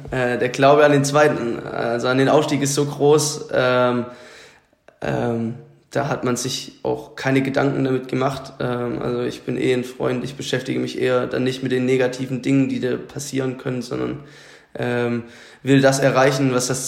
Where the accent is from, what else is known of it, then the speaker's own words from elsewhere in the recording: Lichtenstein, Baden-Württemberg, Germany; now in Berlin, Germany; ähm, genau, also ich bin zugezogen äh, nach Berlin ähm, und komme ursprünglich aus dem Schwabenland.